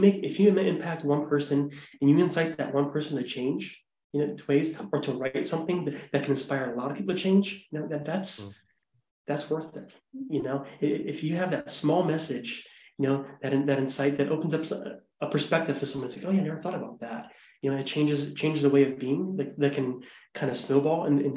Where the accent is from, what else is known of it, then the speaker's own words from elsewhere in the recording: Ohio, United States; now in Montana, United States; I'm a white guy from Ohio. You know, I'm born and raised in Ohio, I live in Montana